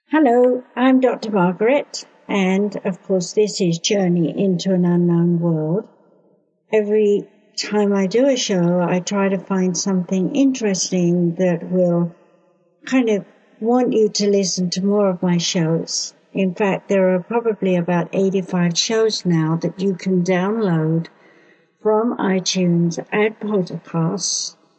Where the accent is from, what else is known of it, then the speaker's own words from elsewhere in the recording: United Kingdom; I being British